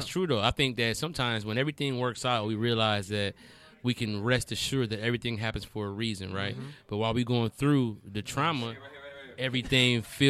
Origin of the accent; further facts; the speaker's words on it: Detroit, Michigan, United States; I'm from Detroit.